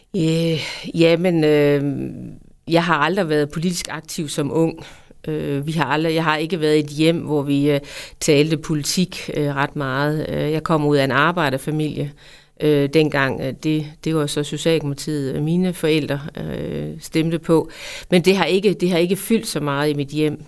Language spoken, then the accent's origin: Danish; Djursland, Central Denmark Region, Denmark; er jo en ganske almindelig, øh, jævn jysk pige, øh, født og opvokset på Djursland